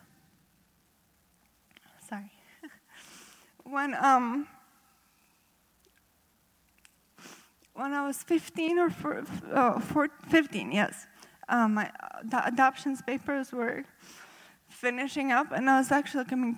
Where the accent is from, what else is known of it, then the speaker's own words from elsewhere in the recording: Riga, Latvia; English is a second language; now in United States; I have a little accent. That's because I'm not originally from U.S. I grew up in Riga, Latvia.